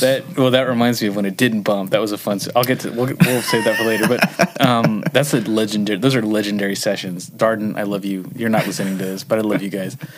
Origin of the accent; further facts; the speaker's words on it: Huntington Beach, California, United States; I grew up in Huntington Beach